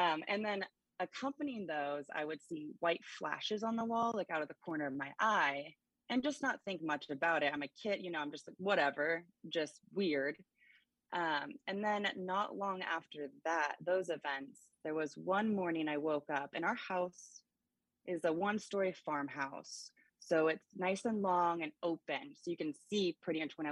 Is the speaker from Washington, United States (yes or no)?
yes; Gig Harbor, Washington, United States; I grew up in Gig Harbor